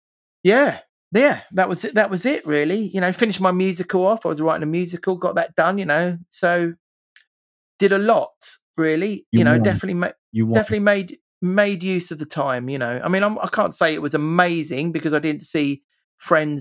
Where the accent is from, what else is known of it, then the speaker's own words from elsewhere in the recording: England, United Kingdom; I'm typically English